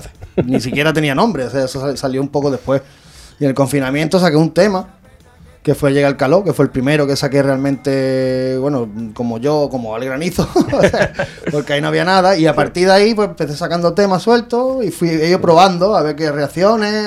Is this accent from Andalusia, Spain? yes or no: yes; Benagalbón, Andalusia, Spain; born or raised there